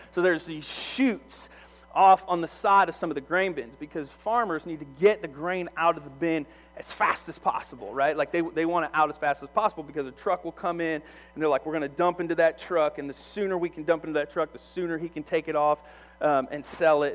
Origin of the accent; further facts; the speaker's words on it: Monmouth, Illinois, United States; moved away; I grew up in Monmouth, Illinois